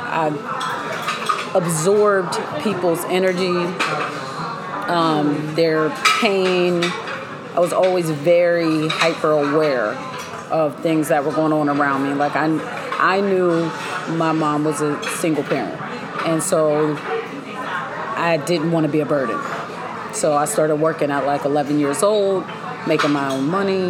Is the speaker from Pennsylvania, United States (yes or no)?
yes; Pittsburgh, Pennsylvania, United States; we lived in Cedar Ridge Apartments in Laurelville, PA. I'm from Pittsburgh